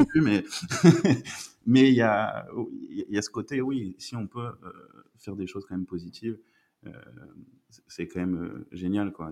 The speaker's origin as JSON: {"language": "French", "country": "France", "moved": "as an adult", "lives_now": "Belgium", "said": "je suis français et je suis arrivé en Belgique il y a un peu plus de 3 ans."}